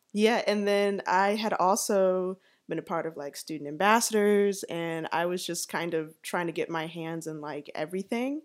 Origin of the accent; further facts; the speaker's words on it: Atlanta, Georgia, United States; also born or lived in Savannah; I was born and raised here in Atlanta